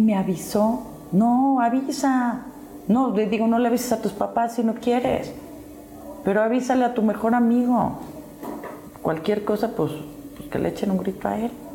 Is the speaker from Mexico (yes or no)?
yes; Mexico